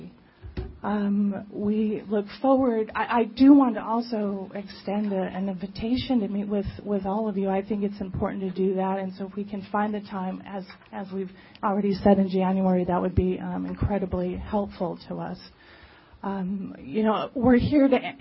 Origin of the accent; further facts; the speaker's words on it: Los Angeles, California, United States; I'm from born and raised in Los Angeles